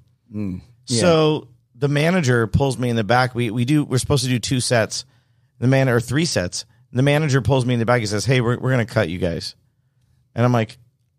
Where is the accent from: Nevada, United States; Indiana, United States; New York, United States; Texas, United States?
Nevada, United States; Henderson; I was born in Henderson. I was raised in Henderson.